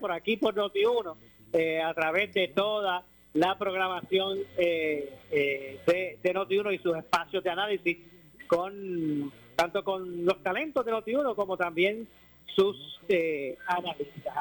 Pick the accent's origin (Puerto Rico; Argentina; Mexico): Puerto Rico; como puertorriqueño